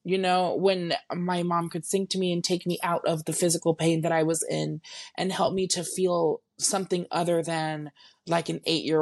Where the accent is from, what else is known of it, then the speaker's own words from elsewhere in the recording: San Antonio, Texas, United States; I am born and raised in San Antonio, Texas